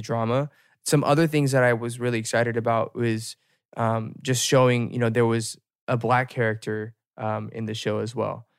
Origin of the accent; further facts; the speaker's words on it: United States; as an American